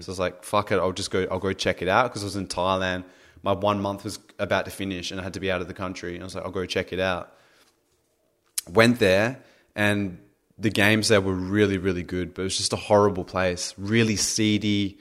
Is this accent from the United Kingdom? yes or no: no; Australia; I'm Australian